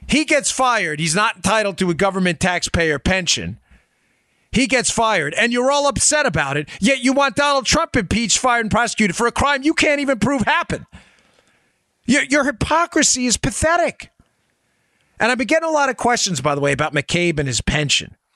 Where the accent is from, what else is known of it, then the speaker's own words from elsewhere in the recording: New York City, New York, United States; we grew up in New York City